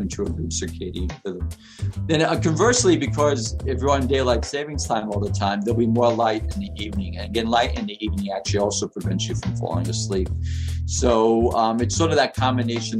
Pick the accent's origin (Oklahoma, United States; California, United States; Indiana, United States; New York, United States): New York, United States; New York City; I lived in New York. I grew up in Queens.